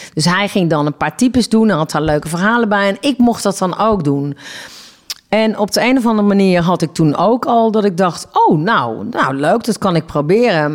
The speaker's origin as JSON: {"language": "Dutch", "town": "Eindhoven", "region": "North Brabant", "country": "Netherlands", "said": "Ik kom uit Eindhoven."}